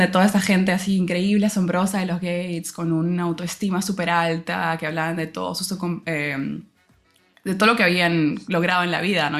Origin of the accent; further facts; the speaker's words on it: Peru; moved away as an adult; now in London, United Kingdom; como peruana y estudiante